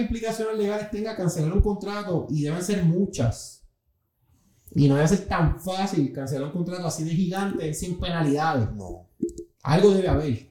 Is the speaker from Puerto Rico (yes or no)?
yes; Puerto Rico